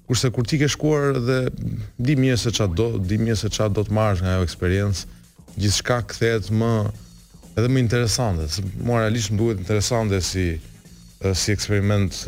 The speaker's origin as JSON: {"language": "Albanian", "country": "Italy", "tie": "born or raised there", "also_born_or_lived": "Albania", "moved": "yes", "said": "un kam jetuar dhe jam rritur në Itali për shumë vite"}